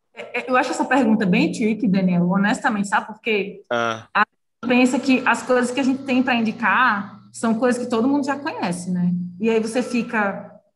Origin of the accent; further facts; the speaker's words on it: Recife, Pernambuco, Brazil; moved away as an adult; also born or lived in Brasília; eu sou de Recife, é, eu não tinha muitos amigos em em Brasília